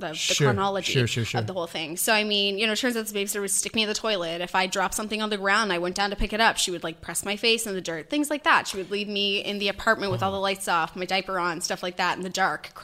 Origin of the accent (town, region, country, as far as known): Antigonish, Nova Scotia, Canada